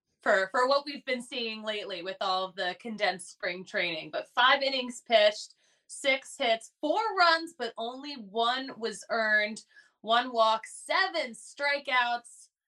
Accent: Philadelphia, Pennsylvania, United States; I'm from Philly, so I know how loud Philly people are.

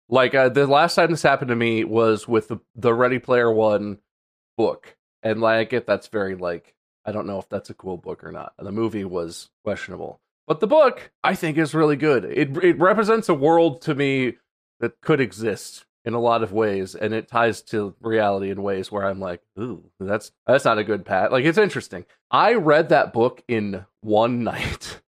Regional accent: United States; as an American

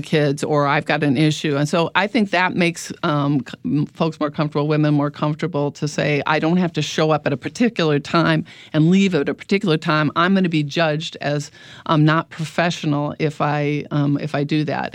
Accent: Midwest, United States; moved away; I'm from the Midwest originally

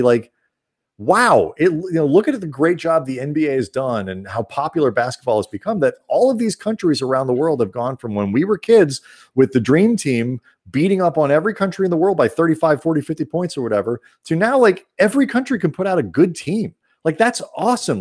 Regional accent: United States; I'm an American

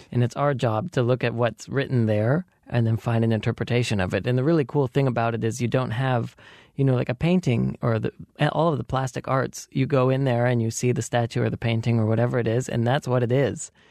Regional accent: Belgrade, Montana, United States; moved away; I grew up in Belgrade, Montana

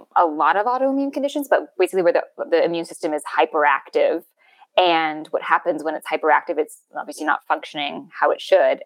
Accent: Canada

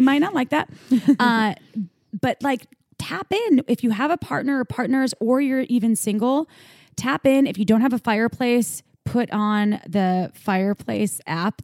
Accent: Midwest, United States; growing up in the Midwest

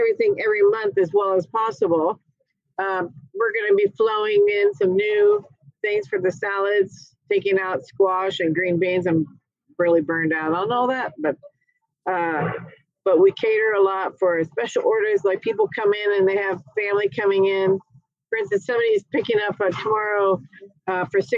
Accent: Carmel, California, United States; moved away; also born or lived in Dallas, Texas / Napa, California / Wilmington, North Carolina; I moved back to my hometown of Carmel

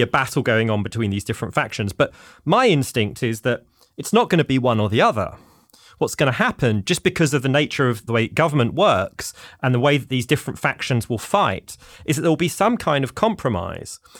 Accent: London, United Kingdom; moved away as an adult; now in United States; I'm a Londoner, as the listeners may be able to tell from my accent

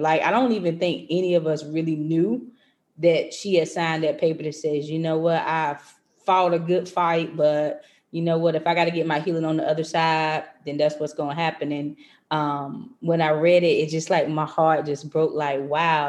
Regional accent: North Carolina, United States; moved away as an adult; now in Maryland, United States; I transitioned from North Carolina, because I'm from North Carolina, to come to Maryland

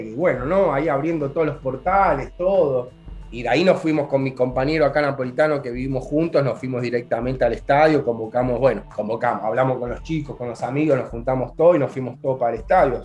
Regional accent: Argentina; moved away as an adult; also born or lived in Buenos Aires; now in Naples, Italy; Acá, como todo el argentino o parte del italiano del sur, hablamos con las manos

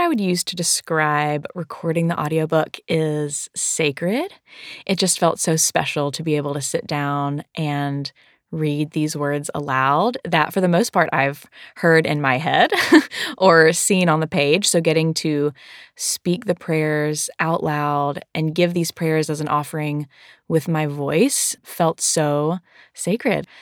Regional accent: the South, United States; I am from the South

